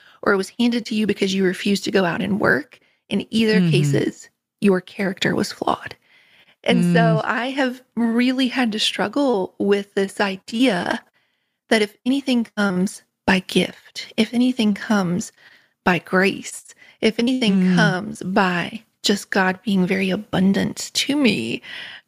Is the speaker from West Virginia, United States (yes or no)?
yes; Richwood, West Virginia, United States; moved away as an adult; also born or lived in England; I grew up in Richwood in Nicholas County